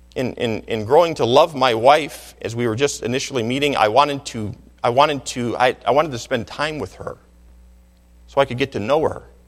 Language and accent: English; Michigan, United States; I grew up in Michigan